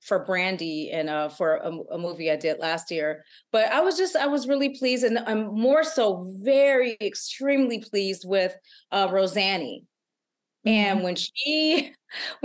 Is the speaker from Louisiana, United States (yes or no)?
no; Alabama, United States; I was born in Alabama